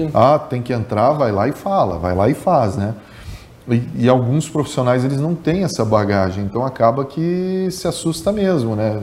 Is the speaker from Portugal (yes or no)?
no; Capinzal, Santa Catarina, Brazil; also born or lived in Machadinho, Rio Grande do Sul; now in Joaçaba, Brazil; eu nasci em Machadinho, no Rio Grande do Sul, ali pertinho da divisa uhum. aqui com Santa Catarina, né? E de lá, muito pequenininho já, minha família veio para Capinzal